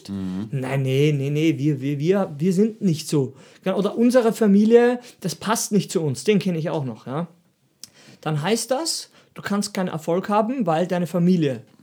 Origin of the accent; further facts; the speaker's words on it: Austria; Und, und ich bin auch Österreicher und ich trainiere auch